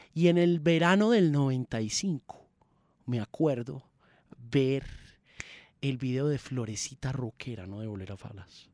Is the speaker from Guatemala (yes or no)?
no; Colombia; also born or lived in Manizales; no soy bogotano, pero soy colombiano